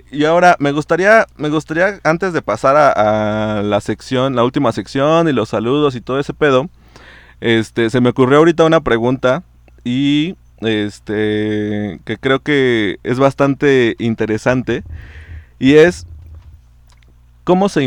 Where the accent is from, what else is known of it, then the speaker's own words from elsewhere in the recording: Mexico; Como buena mexicana nomás sonreí y afirmé con la cabeza, pero ni había entendido qué pedo.